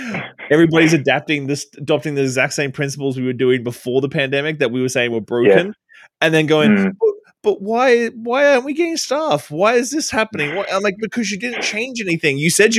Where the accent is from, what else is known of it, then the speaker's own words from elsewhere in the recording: Australia; But today I'm doing a live stream all the way from my home country, which I don't usually do very often in Australia.